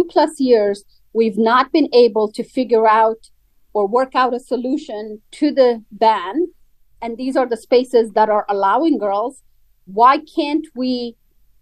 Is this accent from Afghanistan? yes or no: yes; Afghanistan; I, as an Afghan citizen, as an Afghan woman